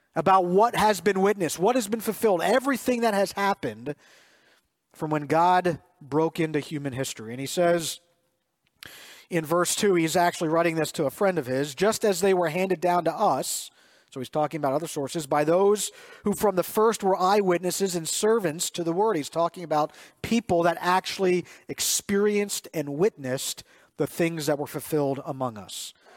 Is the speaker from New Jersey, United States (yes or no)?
no; Reamstown, Pennsylvania, United States; Jess and I grew up in Reamstown